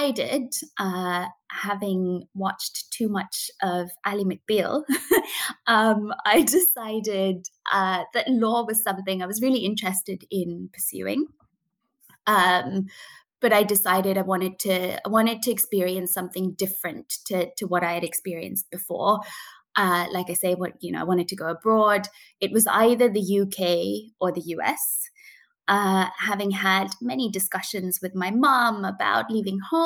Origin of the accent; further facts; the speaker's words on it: Coonoor, Tamil Nadu, India; moved away as an adult; I was born and brought up in India, in a little town called Kunnoor in the Nilgiri Mountains